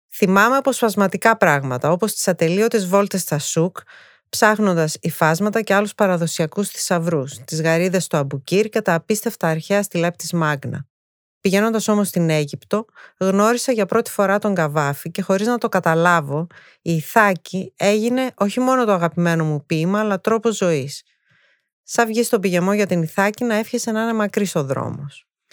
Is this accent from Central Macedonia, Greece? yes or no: yes; Thessaloniki, Central Macedonia, Greece; also born or lived in England / United States / Japan; Γεννήθηκα στη Θεσσαλονίκη πριν 51 χρόνια.